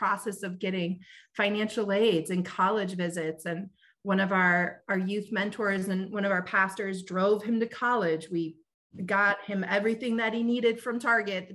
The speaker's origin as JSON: {"language": "English", "town": "Front Royal", "region": "Virginia", "country": "United States", "tie": "born or raised there", "moved": "yes", "lives_now": "Chicago, United States", "said": "growing up in Front Royal"}